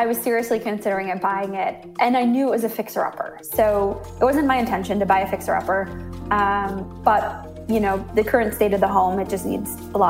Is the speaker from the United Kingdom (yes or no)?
no; Minnesota, United States; moved away as an adult; now in San Francisco, United States; I'm originally from Minnesota, but I moved here, oh my gosh, almost 15 years ago now. So I've been in San Francisco for quite a while.